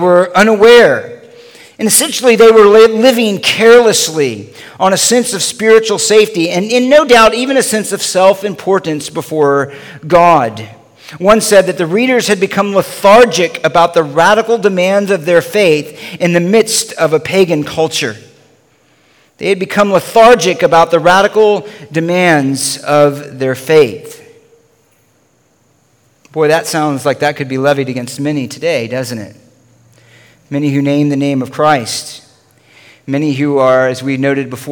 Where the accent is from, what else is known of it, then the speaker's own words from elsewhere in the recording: the South, United States; moved away; also born or lived in Los Angeles; I grew up actually in the South